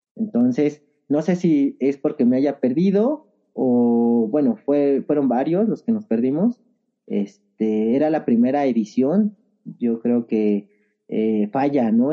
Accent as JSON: {"language": "Spanish", "region": "Mexico City", "country": "Mexico", "tie": "born or raised there", "also_born_or_lived": "Nezahualcóyotl, State of Mexico / Peñón Viejo", "said": "nací en Nezahualcóyotl, Estado de México. Desde muy chico estuve aquí en el Ajusco."}